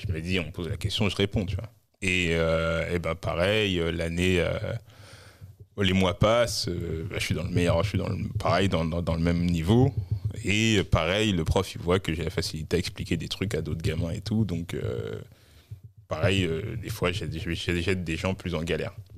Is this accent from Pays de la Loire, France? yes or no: no; Orly, Île-de-France, France; also born or lived in Mali / Créteil / Saint-Maur-des-Fossés / Maisons-Alfort; je suis né en, dans Val-de-Marne, à Créteil. Et dans mon enfance, à mes deux ans, on est retourné au Mali. On est revenu en France quand j'avais six ans.